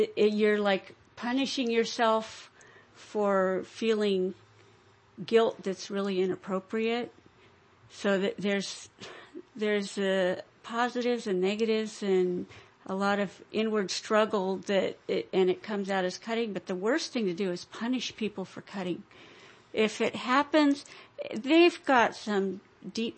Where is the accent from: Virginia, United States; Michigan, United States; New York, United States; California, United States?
California, United States; Atascadero; moved away as an adult; also born or lived in Modesto area, California; now in Modesto, United States; I'm a Californian, born and raised. But I'm from Atascadero, which is near San Luis Obispo and Moro Bay